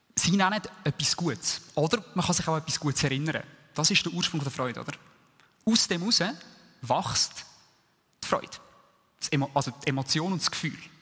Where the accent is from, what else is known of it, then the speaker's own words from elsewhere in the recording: Switzerland; uns als Schweizer